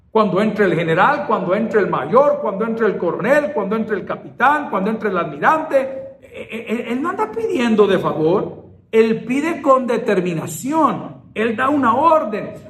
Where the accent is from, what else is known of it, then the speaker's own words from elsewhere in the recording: El Salvador; Así somos los salvadoreños, somos determinados.